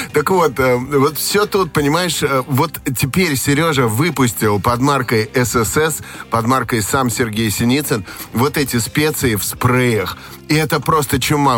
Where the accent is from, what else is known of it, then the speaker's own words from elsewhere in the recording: Estonia; moved away; А мое детство прошло в Эстонии